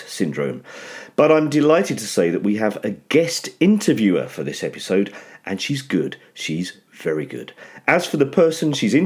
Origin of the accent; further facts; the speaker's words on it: rural Essex, Hertfordshire, East of England, United Kingdom; also born or lived in near St Andrews, Scotland; we moved down to kind of rural Essex, Hertfordshire. Very nice place to grow up.